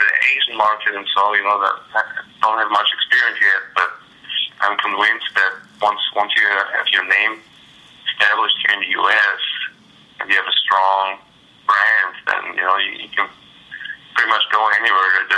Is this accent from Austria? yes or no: yes; Austria; now in Austin, United States; I'm from Austria